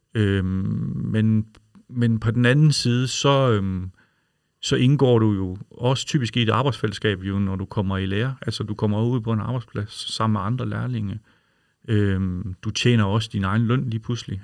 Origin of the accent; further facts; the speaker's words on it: Aarhus, Central Denmark Region, Denmark; jeg er jo fra Aarhus